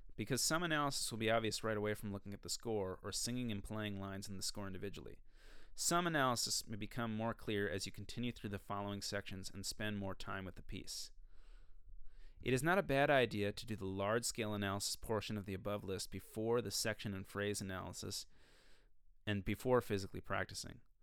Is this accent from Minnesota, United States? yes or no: yes; Minnesota, United States; I'm from Minnesota